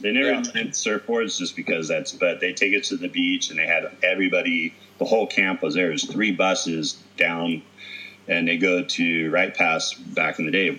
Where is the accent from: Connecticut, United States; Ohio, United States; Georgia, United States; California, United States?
California, United States; Mendota; moved away; growing up in Mendota, you know, by Fresno, it's, you know, 110, 105 degrees.